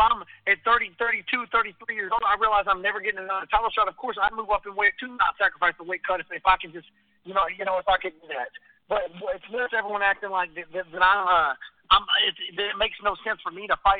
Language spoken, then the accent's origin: English; Texas, United States; I'm from Texas